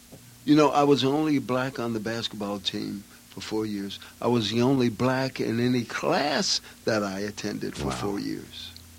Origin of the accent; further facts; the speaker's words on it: Chicago, Illinois, United States; moved away; And growing up in Chicago, which was great.